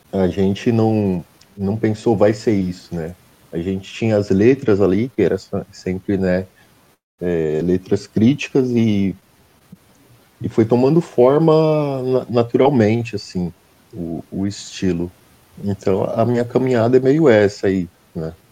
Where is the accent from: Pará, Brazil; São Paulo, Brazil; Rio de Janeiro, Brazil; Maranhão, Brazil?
São Paulo, Brazil; Santo André; eu sou do ABC, né? Eu sou de Santo André.